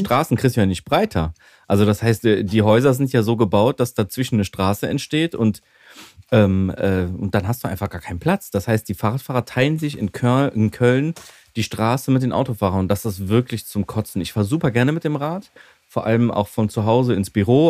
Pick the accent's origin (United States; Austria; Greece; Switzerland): Greece; now in Germany; als Griechen